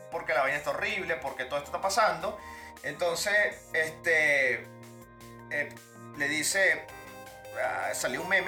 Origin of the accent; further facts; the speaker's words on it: Venezuela; por lo menos nosotros que somos venezolanos, que viajamos que jode.